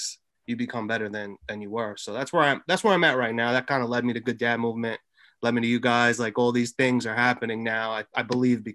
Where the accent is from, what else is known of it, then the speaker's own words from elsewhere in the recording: Long Island, New York, United States; 30 years old, born and raised in Long Island.